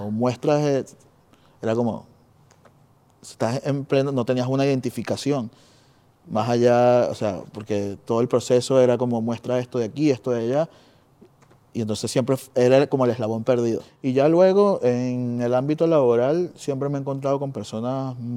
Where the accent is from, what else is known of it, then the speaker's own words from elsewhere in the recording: Venezuela; now in Spain; venimos de Venezuela.